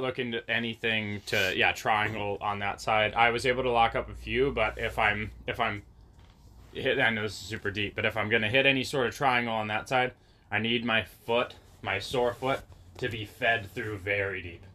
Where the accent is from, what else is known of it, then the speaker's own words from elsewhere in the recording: Waldport, Oregon, United States; I grew up in Waldport.